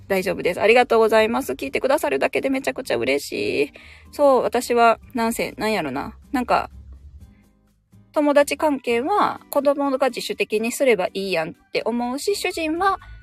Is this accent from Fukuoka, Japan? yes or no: no; Osaka, Japan; moved away; 私地元大阪なんですけど、大阪に帰るとですね